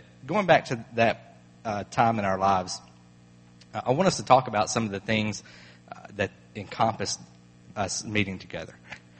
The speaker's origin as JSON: {"language": "English", "region": "Southeast Arkansas", "country": "United States", "tie": "born or raised there", "said": "growing up in Southeast Arkansas"}